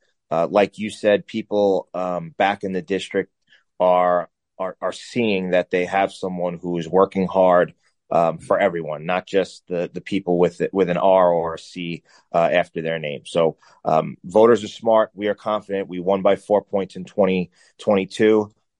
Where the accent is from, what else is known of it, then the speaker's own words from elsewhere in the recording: Nassau County, New York, United States; I come from Nassau County